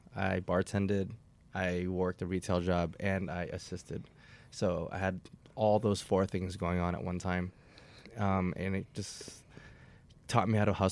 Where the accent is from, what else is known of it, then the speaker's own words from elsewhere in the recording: Wheaton, Maryland, United States; I'm born and raised here, actually, in Wheaton, Maryland.